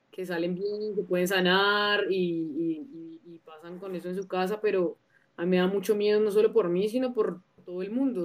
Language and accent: Spanish; La Calera, Cundinamarca, Colombia; also born or lived in Bogotá; yo soy una cantautora emergente de la ciudad de Bogotá, pero, pero vengo como de afueritas de Bogotá, en un pueblito que se llama La Calera